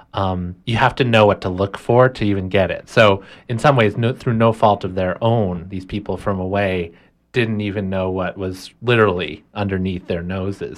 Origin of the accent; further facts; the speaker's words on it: Orono, Maine, United States; I was born and raised right here in Maine. Um, I grew up mostly in Orono